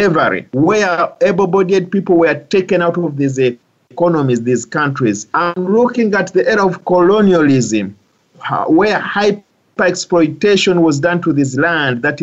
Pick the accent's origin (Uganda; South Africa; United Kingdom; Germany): Uganda; also born or lived in Dubai, United Arab Emirates; now in United States; I come from Uganda